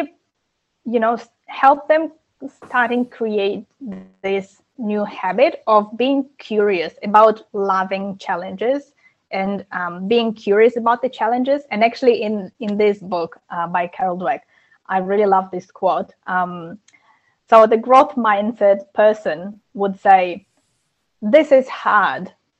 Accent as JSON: {"language": "English", "country": "Ukraine", "moved": "yes", "said": "I'm originally from Ukraine"}